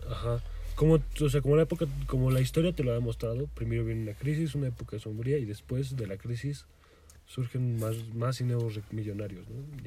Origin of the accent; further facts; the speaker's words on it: Mexico; soy legal aquí en México